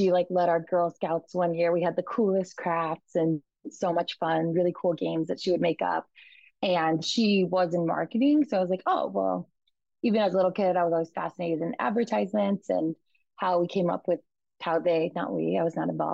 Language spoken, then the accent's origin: English; Midwest, United States; also born or lived in Chicago suburbs, Illinois / Northern Indiana; I grew up in the Midwest in a pretty typical Midwest America household. So in the suburbs of Chicago and then Northern Indiana